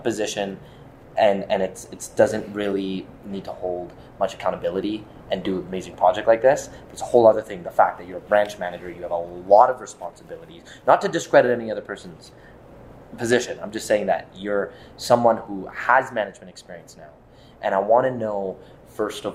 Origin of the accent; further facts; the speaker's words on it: Edmonton, Alberta, Canada; I'm born and raised in Edmonton